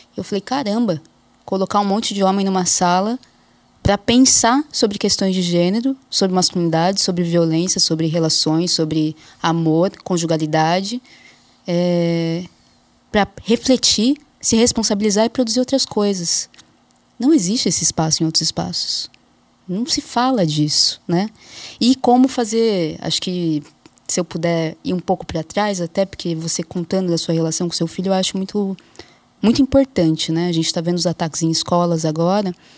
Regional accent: Jundiaí, São Paulo, Brazil; also born or lived in Osasco / Marília; eu cresci em Jundiaí, no interior de São Paulo

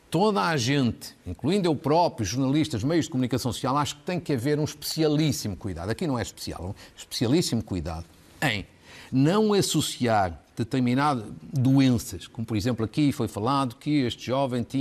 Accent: Portugal; eu quero ter expectativas positivas como, como bom cidadão e como bom português

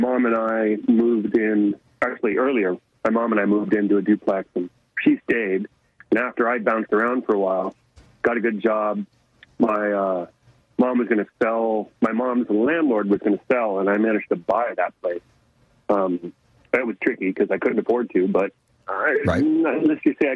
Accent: Los Altos, California, United States; moved away as an adult; also born or lived in Portland / Bay Area; I grew up in Silicon Valley, pretty much. Born in El Camino Hospital, lived in Los Altos.

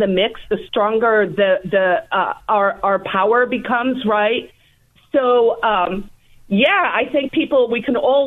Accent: South Africa; now in New Hampshire, United States; I obviously am an immigrant myself. I came from South Africa

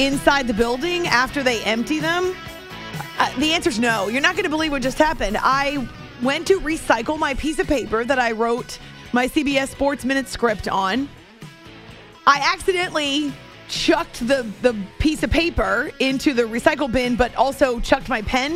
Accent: New Hampshire, United States; I've been listening to NFL on radio since I was growing up in New Hampshire as a kiddo

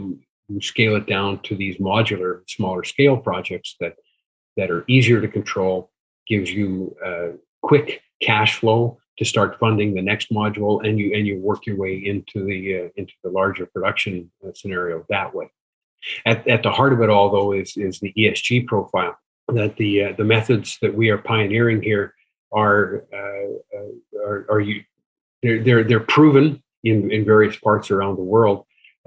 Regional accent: Saskatchewan, Canada; I'm an engineer, born and raised in Saskatchewan. Lived my life there

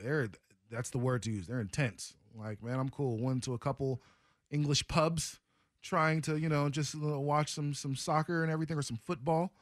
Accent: Portland, United States; I'm from Portland.

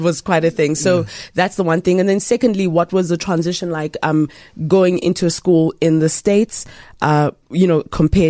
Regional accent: Uganda; being Ugandan

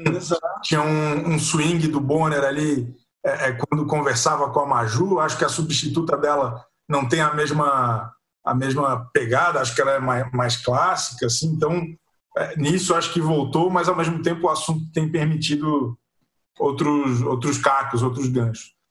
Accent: Florianópolis, Santa Catarina, Brazil; eu que sou de, de Florianópolis

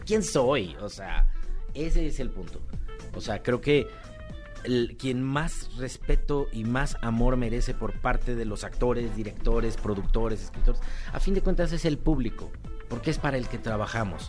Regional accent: Mexico; soy mexicano

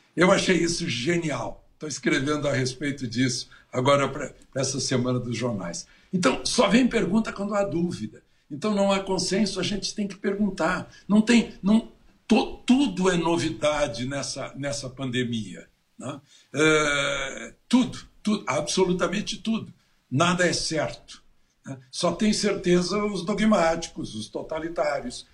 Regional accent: Cachoeira do Sul, Rio Grande do Sul, Brazil; moved away; lá na minha cidade, em Cachoeira

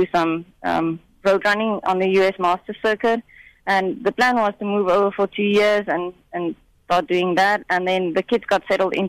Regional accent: South Africa; moved away; growing up in South Africa with a culture of not being considered a true athlete until you've actually run the Comrades

